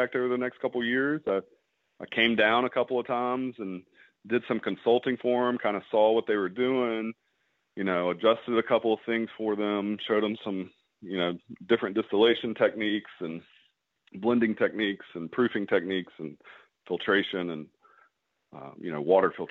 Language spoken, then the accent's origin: English; Mississippi, United States; I'm from Mississippi also